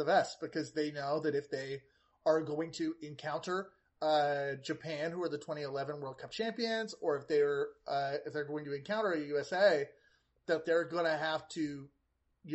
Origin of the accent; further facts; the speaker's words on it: Canada; me as a Canadian